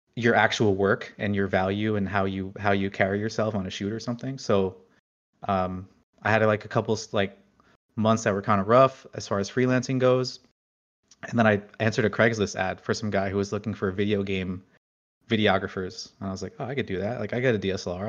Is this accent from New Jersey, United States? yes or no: yes; New Jersey, United States; I grew up in New Jersey, right outside of New York